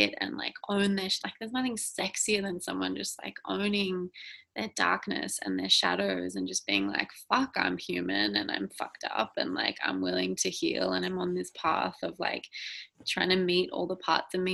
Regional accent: Sydney, New South Wales, Australia; moved away as an adult; now in Northern Rivers, Australia; I grew up in Sydney

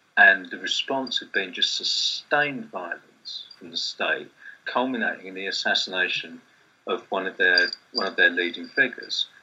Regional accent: Kent, London borders, South East England, United Kingdom; I grew up in Britain in suburbs, Kent, London borders in the, in the '80s and early '90s

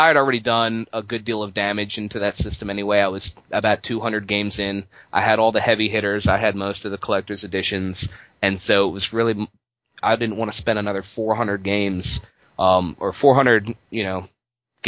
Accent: Baltimore, Maryland, United States; I'm from Baltimore.

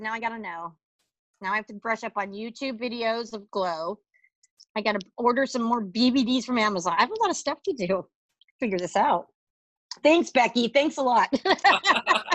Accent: Kansas, United States; moved away; I'm from Kansas

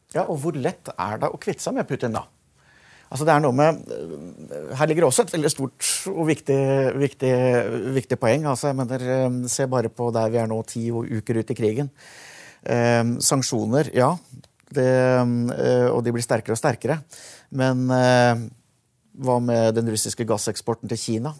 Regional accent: Norway

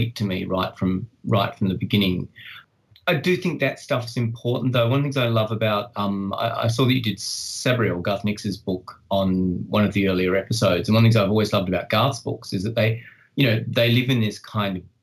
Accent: Australia; I live in Australia. I you know, I am Australian

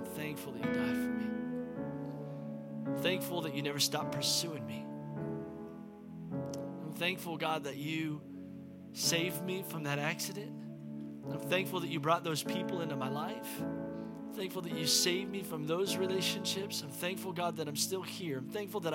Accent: United States; in my life as an American

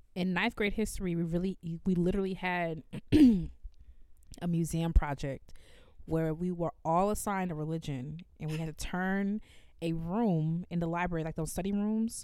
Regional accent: Evanston, Illinois, United States; growing up in Evanston

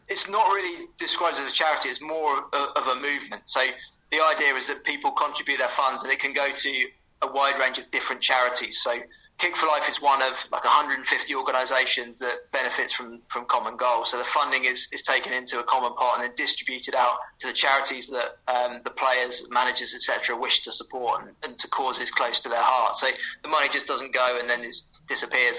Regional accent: St Neots, East of England, United Kingdom; my hometown, St. Neots

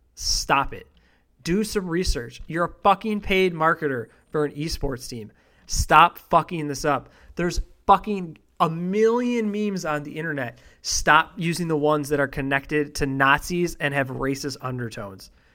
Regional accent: Buffalo, New York, United States; I grew up in Buffalo

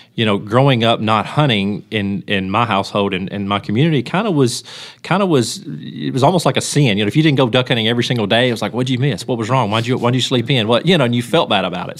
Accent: Union City, Tennessee, United States; I'm from Union City and, and I, and lived here my whole life

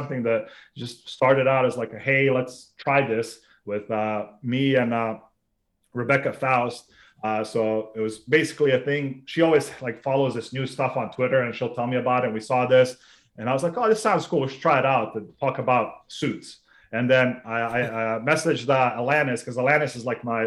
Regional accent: North Carolina, United States; also born or lived in Sarajevo, Bosnia and Herzegovina; growing up in North Carolina

